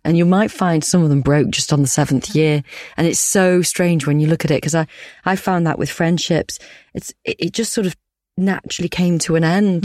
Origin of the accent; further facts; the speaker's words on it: Yorkshire and the Humber, United Kingdom; I'm a Yorkshire woman